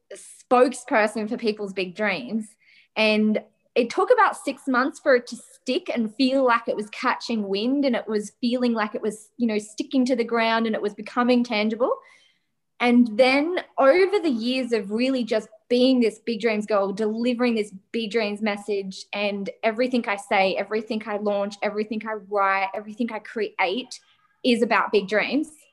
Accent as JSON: {"language": "English", "country": "Australia", "said": "We're Aussie lappers"}